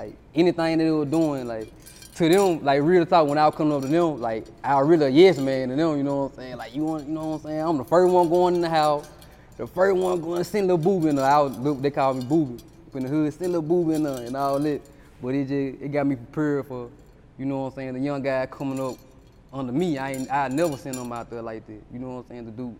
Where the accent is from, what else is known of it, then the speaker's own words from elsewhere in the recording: Tutwiler, Mississippi, United States; Yeah, I'm from Tutwiler.